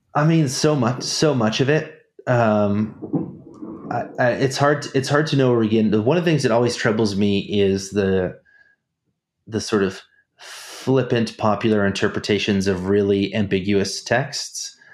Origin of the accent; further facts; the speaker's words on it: Snohomish, Washington, United States; moved away as an adult; also born or lived in Germany; I'm from Snohomish, Washington.